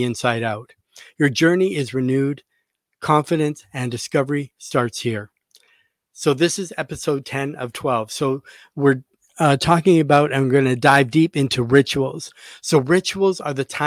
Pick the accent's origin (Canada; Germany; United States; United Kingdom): Canada; I'm a fellow Canadian. I'm from Canada.